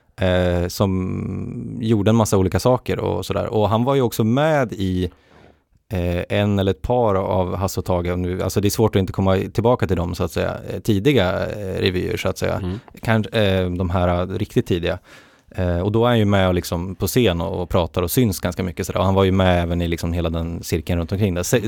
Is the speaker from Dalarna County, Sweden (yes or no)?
no; Västernorrland County, Sweden; i Västernorrland där jag har jobbat på Sveriges Radio också. I, det är ju min, min, mitt hemlän